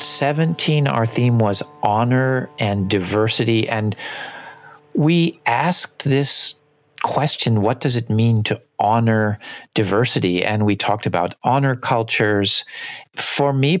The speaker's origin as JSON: {"language": "English", "country": "United States", "tie": "born or raised there", "said": "growing up in the United States"}